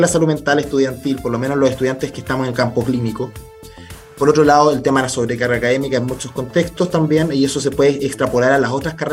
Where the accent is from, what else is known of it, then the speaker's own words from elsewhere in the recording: Santiago, Santiago Metropolitan Region, Chile; yo soy, soy de Santiago